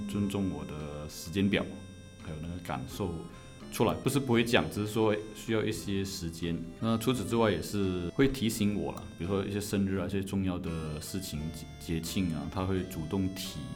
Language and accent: Chinese; Malaysia; 在马来西亚，我们这边华人的观念都是先成家再立业了